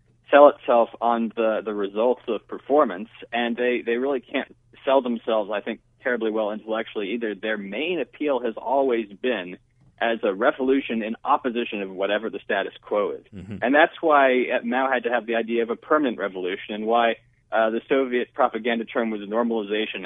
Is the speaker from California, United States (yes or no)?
no; Connecticut, United States; I grew up in Connecticut in a very less liberal environment